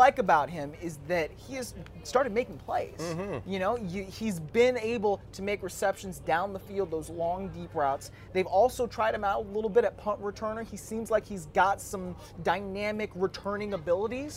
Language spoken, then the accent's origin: English; Cleveland, Ohio, United States; I grew up in Cleveland